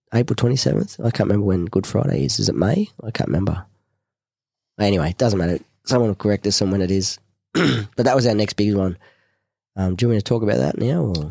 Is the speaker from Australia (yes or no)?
yes; Cronulla, New South Wales, Australia; also born or lived in Manly; I'm the Cronulla boy